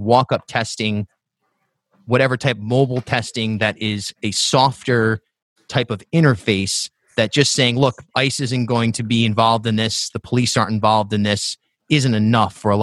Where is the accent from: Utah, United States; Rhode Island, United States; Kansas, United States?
Rhode Island, United States; Charlestown; also born or lived in New York / Newport, Rhode Island; I grew up in South County, then I lived in New York for a decade, and when I moved back to Rhode Island, I was in Newport, and now I'm in Providence